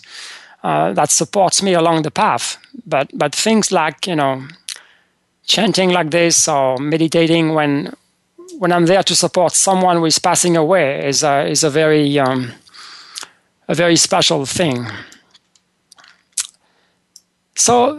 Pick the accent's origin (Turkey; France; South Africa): France; moved away as an adult; now in United States; when I was growing up in France